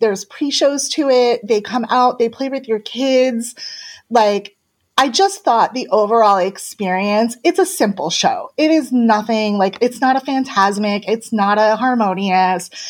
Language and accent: English; Northeast, United States; I'm from the Northeast